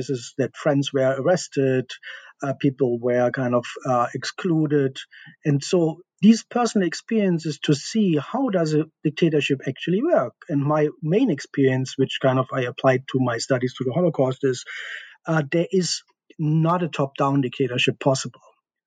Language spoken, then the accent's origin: English; East Germany, Germany; I grew up in East Germany behind the Iron Curtain.